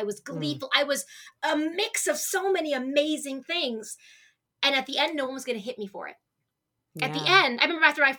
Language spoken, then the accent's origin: English; Arizona, United States; I am born and raised in Arizona